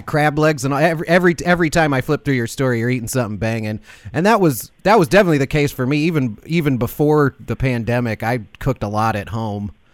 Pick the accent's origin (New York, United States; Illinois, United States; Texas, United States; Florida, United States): Illinois, United States; Chicago; moved away; I'm from Chicago originally. Like most of my family's still there